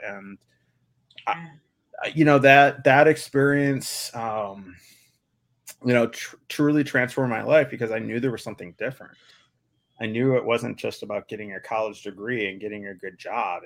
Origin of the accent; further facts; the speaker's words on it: Evanston, Illinois, United States; also born or lived in Michigan; grew up north of Chicago and Evanston